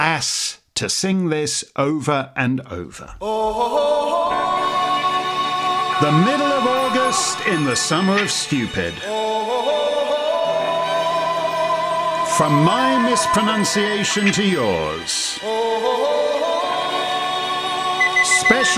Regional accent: Canada; speaking as a Canadian

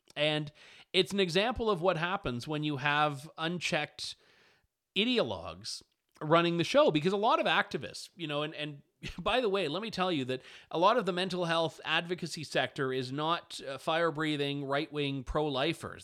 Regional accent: Canada; as a Canadian

